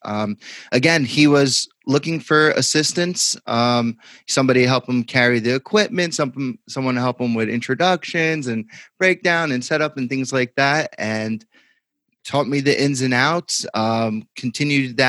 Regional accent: Belleville, New Jersey, United States; I grew up in Belleville, New Jersey

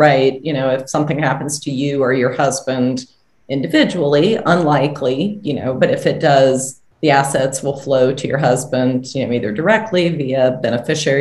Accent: Tallahassee, Florida, United States; also born or lived in South Carolina / Nashville; I grew up here in Tallahassee, born at Tallahassee Memorial, went to public schools, graduated from Leon High School

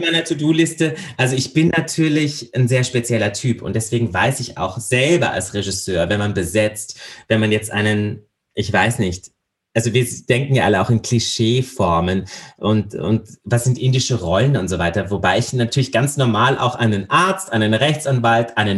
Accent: Landau, Rhineland-Palatinate, Germany; now in Austria; Ich bin in Landau in der Pfalz geboren

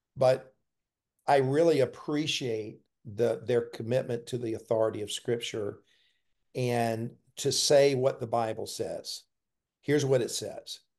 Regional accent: Columbia, South Carolina, United States; when I was three years old, we moved to Columbia, and that's where I grew up.

